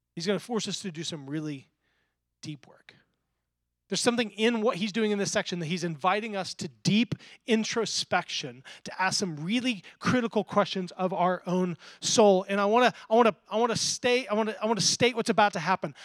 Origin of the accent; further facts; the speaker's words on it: the Bible Belt, United States; I grew up in the Bible Belt